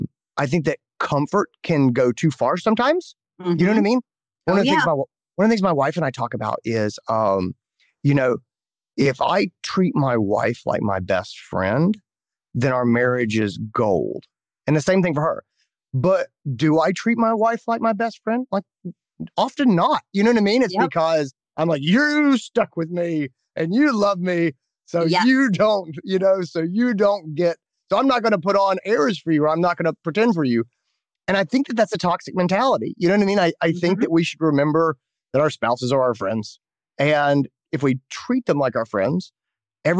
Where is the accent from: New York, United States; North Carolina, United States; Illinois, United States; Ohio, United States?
North Carolina, United States; I grew up in North Carolina